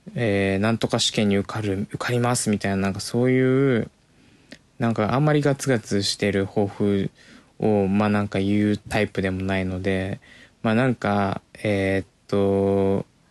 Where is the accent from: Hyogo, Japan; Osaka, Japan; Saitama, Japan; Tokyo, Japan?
Tokyo, Japan; Komae; 自分が住んで生まれ、生まれて住んできた、育った町、狛江